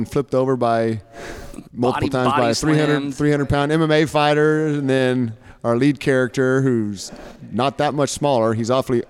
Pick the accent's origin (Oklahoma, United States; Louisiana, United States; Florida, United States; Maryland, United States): Oklahoma, United States; I'm born and raised in Oklahoma, church on Sunday kind of guy.